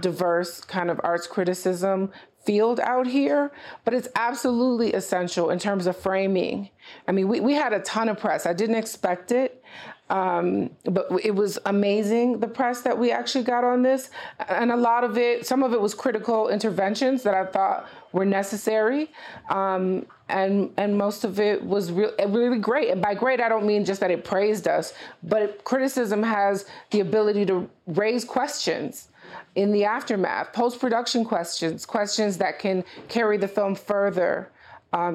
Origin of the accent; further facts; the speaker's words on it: Detroit, Michigan, United States; I'm from Detroit